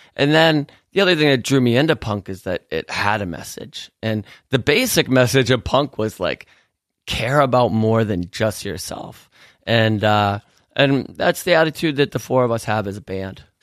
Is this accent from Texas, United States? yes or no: no; Pittsburgh, Pennsylvania, United States; we grew up in Pittsburgh, Pennsylvania, which is an amazing town